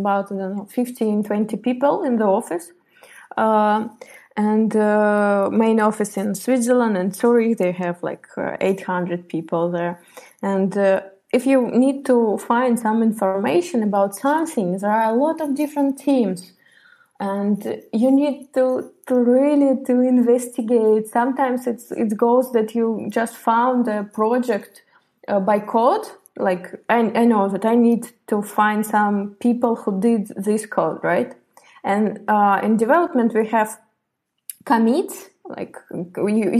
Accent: Tver, Tver Oblast, Russia; moved away as an adult; also born or lived in Moscow, Russia; I'm from Russia, Tver

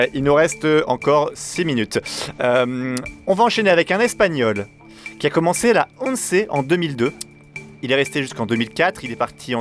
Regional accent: Nord, Hauts-de-France, France; je suis nordiste

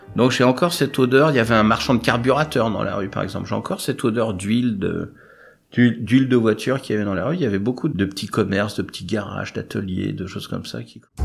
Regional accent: Clichy, Île-de-France, France; accent: Parigot; Ils sont installés à Clichy, moi je suis né à Clichy

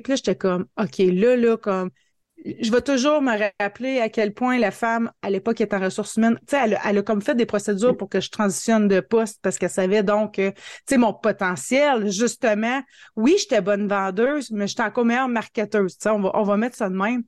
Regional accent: Hearst, Ontario, Canada; Je suis native de Hearst en Ontario. C'est une petite ville, mais petite ville fort chaleureuse de 5000 habitants. Euh, je suis née ici, je suis venue à l'école ici, j'ai étudié ici, je suis encore ici, j'ai pas déménagé

